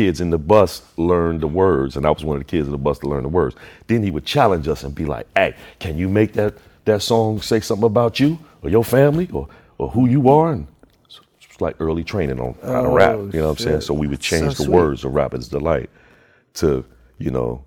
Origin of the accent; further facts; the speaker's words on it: Chicago, Illinois, United States; now in California, United States; Chicagoans, if you know anything about Chicagoans, we got pride about our city